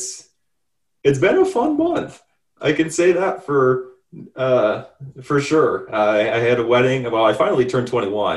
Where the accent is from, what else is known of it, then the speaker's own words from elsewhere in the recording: Northern Illinois, United States; we're both from Northern Illinois. Again, we both went to high school together